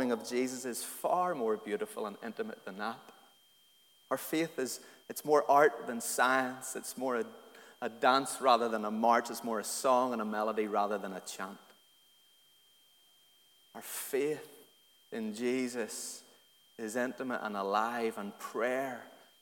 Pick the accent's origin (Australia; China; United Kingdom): United Kingdom; Antrim, Northern Ireland; I grew up in Antrim in a real loyalist working class community in a little council estate in Antrim